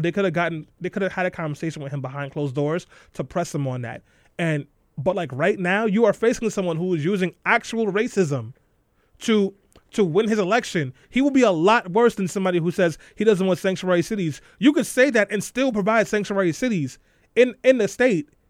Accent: Brooklyn, New York, United States; I'm from Eastern Europe, Brooklyn

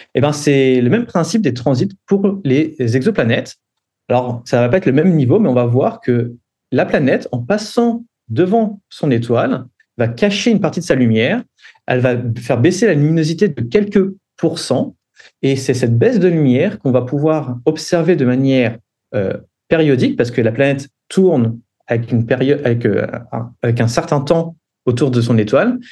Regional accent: France; moved away as an adult; also born or lived in Geneva, Switzerland; je suis né en France

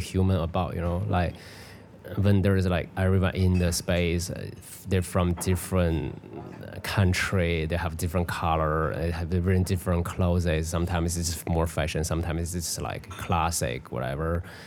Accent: Beijing, China; moved away; also born or lived in Europe; in Beijing. It's you know in my hometown

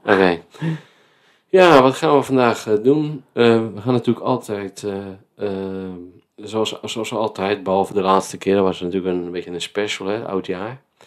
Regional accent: Vlaardingen, South Holland, Netherlands; now in Spijkenisse, Netherlands; wij wonen in Spijkenisse en ik kom uit Vlaardingen

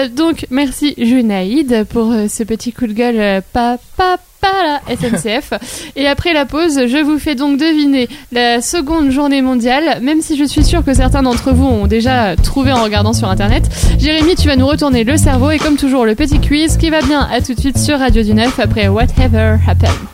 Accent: Lille, Hauts-de-France, France; je suis nordiste, lilloise et fière de l'être

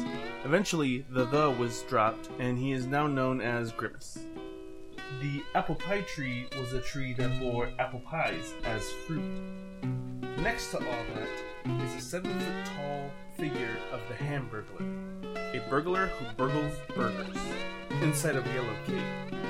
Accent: Inland Empire, Southern California, United States; I was born and raised in the Inland Empire in Southern California. I am turning 30 later this year

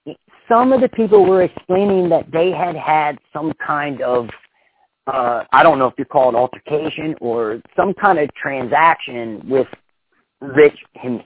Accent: Florence, United States; I grew up in Florence.

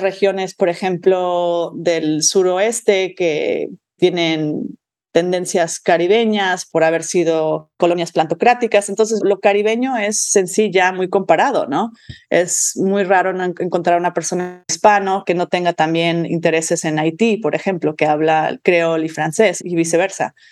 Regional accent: Mexico; moved away as an adult; also born or lived in Michigan, United States / Georgia, United States / Stanford, United States; yo me crié en México de madre lingüista y padre antropólogo

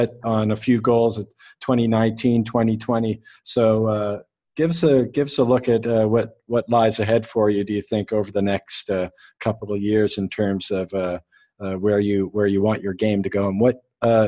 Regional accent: Canada; now in United Arab Emirates; Now I live, I'm Canadian, but I live in the UAE

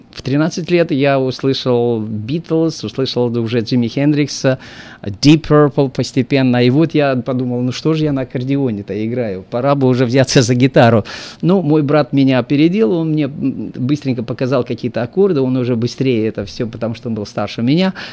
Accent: Moldova; moved away; Это мои, как бы, братья земляки, во-первых. Я сам из Молдавии

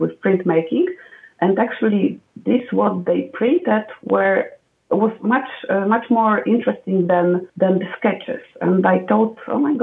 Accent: a small village close to Wrocław, Lower Silesian Voivodeship, Poland; So I grew up in Poland, actually in a small village quite close to the city, Wrocław, that I work right now

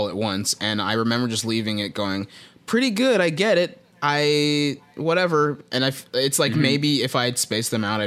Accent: Texas, United States; I'm from Texas

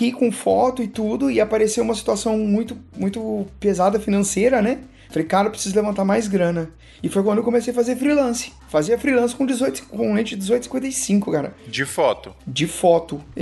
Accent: Minas Gerais, Brazil; now in São Paulo, Brazil; Eu sou de Minas, mano.

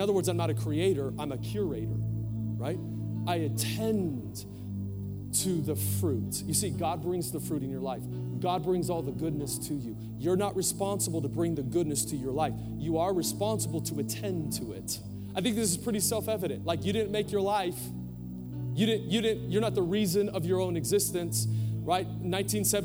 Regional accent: Portland, United States; moved away; I was born in Portland, and I took her to this house that I grew up

